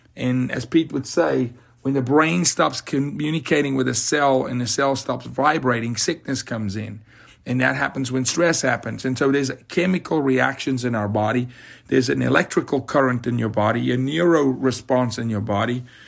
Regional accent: South Africa; now in United States; I'm from Africa

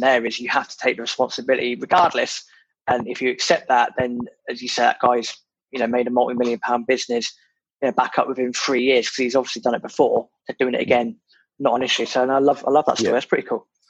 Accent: United Kingdom; being British

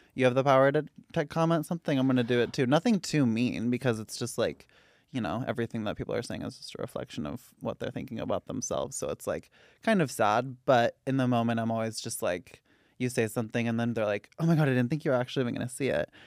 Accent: Santa Rosa, California, United States; I'm from Santa Rosa, California

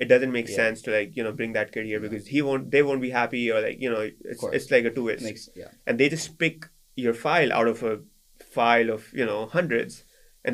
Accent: Karachi, Sindh, Pakistan; moved away as an adult; now in United States; I'm from Karachi in the south

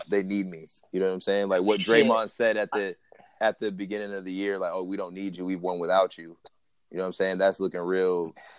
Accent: Seattle, Washington, United States; also born or lived in New Jersey; I'm from Seattle.

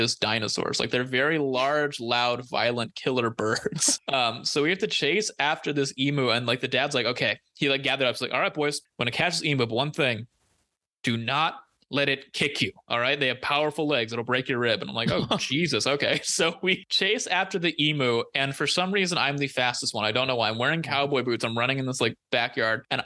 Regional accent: Central Valley, California, United States; growing up in the Central Valley

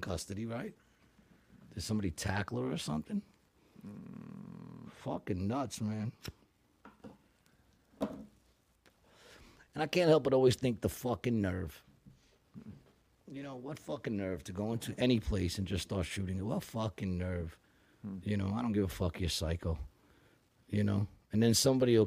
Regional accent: New York, United States; I am a New Yorker

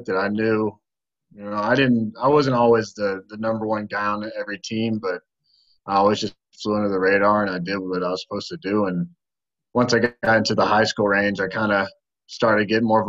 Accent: Bartlett, Tennessee, United States; I'm born and raised here in Bartlett, Tennessee

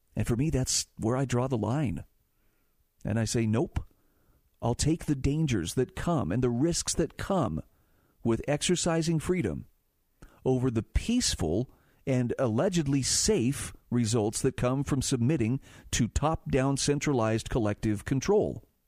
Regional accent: Utah, United States; my home state of Utah

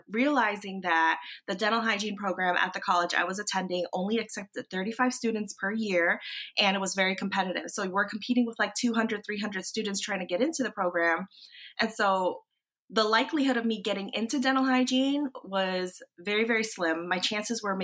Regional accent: Washington, District of Columbia, United States; moved away as an adult; also born or lived in North Carolina; So we were up there in the DC area, and that's my hometown.

